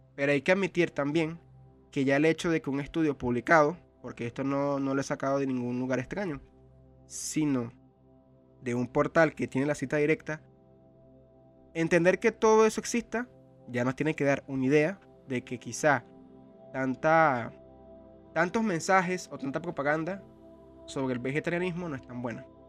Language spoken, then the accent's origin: Spanish; Venezuela; en un país como el mío, Venezuela